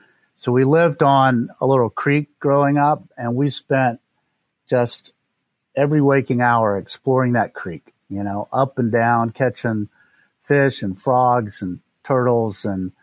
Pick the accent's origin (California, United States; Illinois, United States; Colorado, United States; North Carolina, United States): North Carolina, United States; also born or lived in Tennessee / Mississippi / New York City; I was born in Charlotte, North Carolina, in the United States. And we moved around a fair amount growing up. So we lived in North Carolina. Then we lived in Tennessee and Mississippi, back to North Carolina.